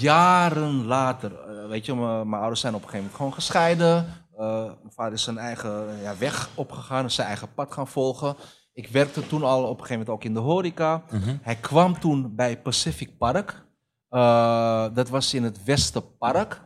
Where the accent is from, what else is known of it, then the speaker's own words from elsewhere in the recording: Amsterdam, North Holland, Netherlands; also born or lived in Almere; mijn jeugd in de Bijlmer